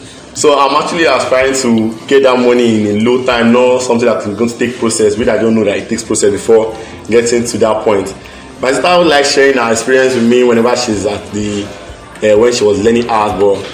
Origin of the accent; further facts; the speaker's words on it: Ghana; I'm a Ghanaian.